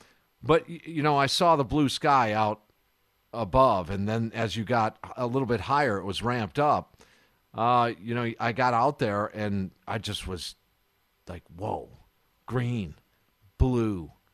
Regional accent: Kenosha, Wisconsin, United States; In Milwaukee, the big city. I grew up in Kenosha.

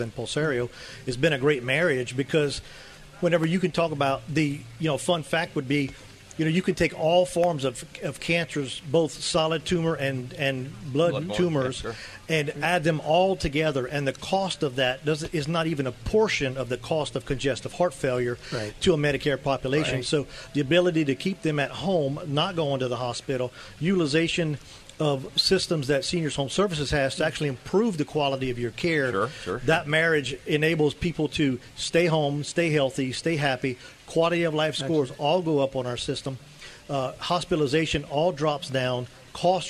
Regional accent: Louisiana, United States; I'm from Louisiana

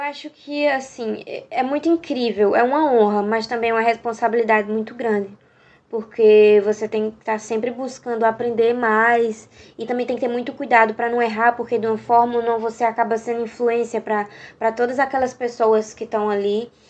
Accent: Northeast Region, Brazil; accent: Nordestino; Nordestina também é um fato que pesa muito por conta do meu sotaque

